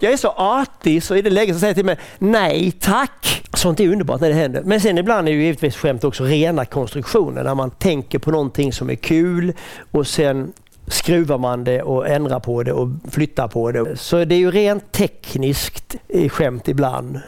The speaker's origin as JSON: {"language": "Swedish", "area": "Tönnersjö", "region": "Halland County", "country": "Sweden", "tie": "born or raised there", "also_born_or_lived": "Öringe", "said": "en arrendebonnapåg från Tönnesjö"}